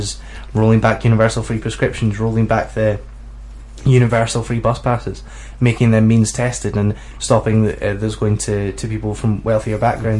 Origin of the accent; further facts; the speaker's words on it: Scotland, United Kingdom; am I the only Scottish student in the room?